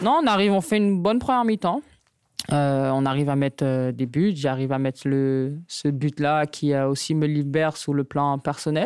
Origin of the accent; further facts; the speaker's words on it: Le Prêcheur, Martinique; moved away; chez ma mère en Martinique